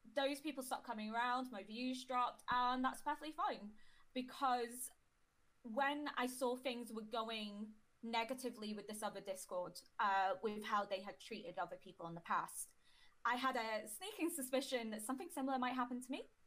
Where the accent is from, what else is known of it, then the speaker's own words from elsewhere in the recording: Bangor, Wales, United Kingdom; also born or lived in Warrington, England; I'd consider Bangor my home, but I was born in Warrington in England